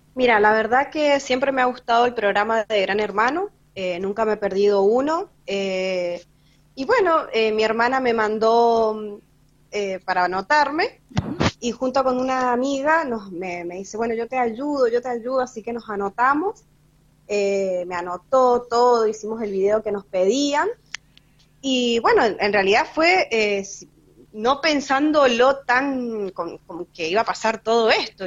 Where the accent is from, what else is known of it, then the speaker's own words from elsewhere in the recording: San Rafael, Mendoza, Argentina; vivo acá en San Rafael, soy nacida acá en San Rafael.